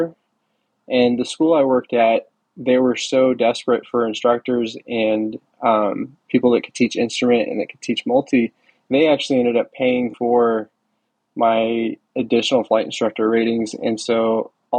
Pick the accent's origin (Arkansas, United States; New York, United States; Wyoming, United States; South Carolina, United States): Wyoming, United States; moved away as an adult; also born or lived in Central Florida; I grew up in Wyoming, and I worked with a small flight school out there